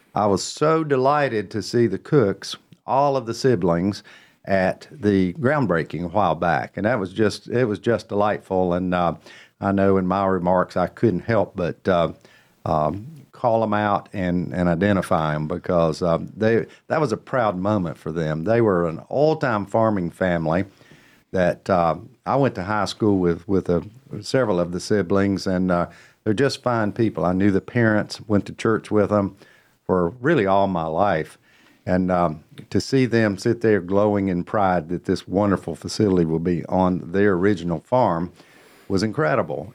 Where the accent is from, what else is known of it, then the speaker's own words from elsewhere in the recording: Cornelius, North Carolina, United States; my hometown